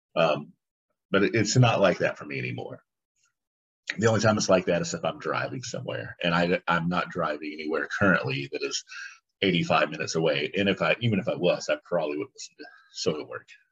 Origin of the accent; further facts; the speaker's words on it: United States; I'm an American